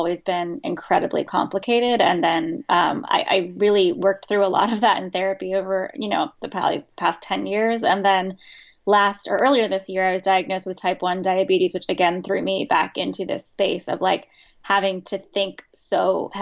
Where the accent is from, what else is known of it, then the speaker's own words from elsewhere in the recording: Virginia Beach, Virginia, United States; I grew up in the South in Virginia Beach, Virginia, which is, I think, admittedly one of the least southern parts of a southern state